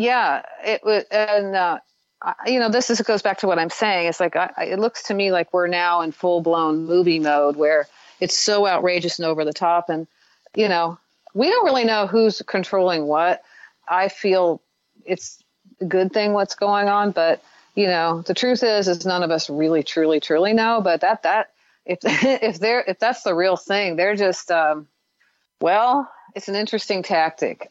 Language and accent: English; Midwest, United States; I grew up in the Midwest